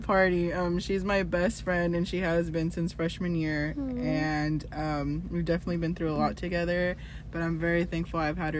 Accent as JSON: {"language": "English", "town": "Modesto", "region": "California", "country": "United States", "said": "I'm from Modesto, and I'm 20 years old"}